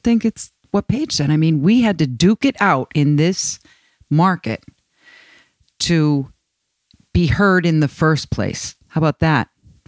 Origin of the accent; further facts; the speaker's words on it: Northeastern Pennsylvania, United States; I'm from Northeastern Pennsylvania.